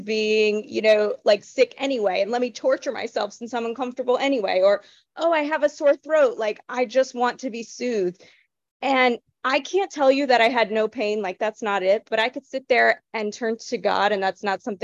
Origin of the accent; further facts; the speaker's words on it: the Bible Belt, United States; I grew up in the Bible Belt going to church like 6 days a week for hours for 18 years